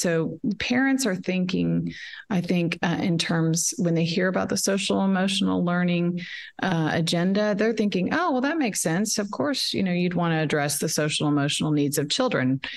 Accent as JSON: {"language": "English", "town": "Dallas", "region": "Texas", "country": "United States", "tie": "born or raised there", "also_born_or_lived": "Shreveport, Louisiana", "said": "I'm from Dallas and uh, was born in Shreveport, but have lived in Dallas my whole life"}